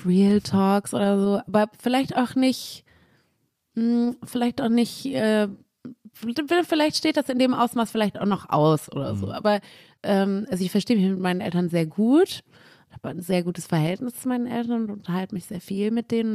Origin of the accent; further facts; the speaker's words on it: Cologne, North Rhine-Westphalia, Germany; ich war erst auf dem Hansa-Gymnasium.